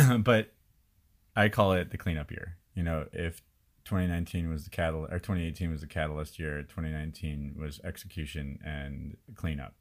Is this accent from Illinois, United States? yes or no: yes; Chicago, Illinois, United States; moved away as an adult; also born or lived in India